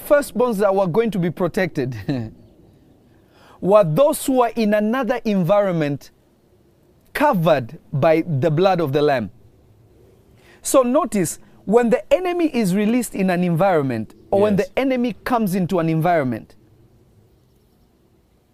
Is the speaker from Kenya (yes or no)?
yes; Kenya; also born or lived in Tanzania; I grew up in Africa, in a place called Kenya, and I also spent time in Tanzania